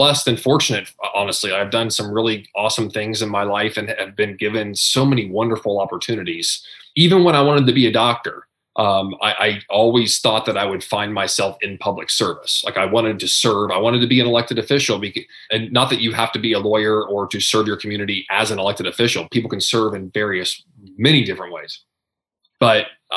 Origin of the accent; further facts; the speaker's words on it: Southeastern Ohio, United States; moved away as an adult; I'm a kid from Southeastern Ohio. You know, I graduated the class of 110 people on the river across from Parkersburg, West Virginia